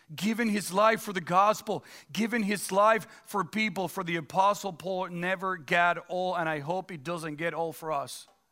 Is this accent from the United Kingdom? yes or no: no; Dominican Republic; now in United States; born and raised in the Dominican Republic, so I'm a Dominican citizen